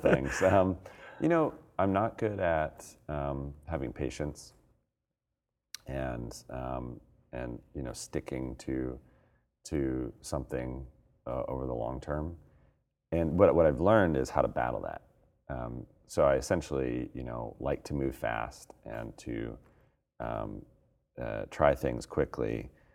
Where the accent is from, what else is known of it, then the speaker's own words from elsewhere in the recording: Colorado, United States; now in Portland, United States; I'm from Colorado, but we live in Portland